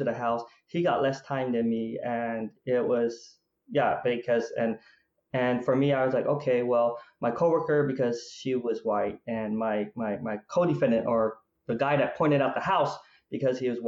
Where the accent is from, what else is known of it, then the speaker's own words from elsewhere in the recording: Provo, Utah, United States; also born or lived in Vietnam; I grew up in Provo, Utah. That's where we came to the United States after we lost our country from the Vietnam War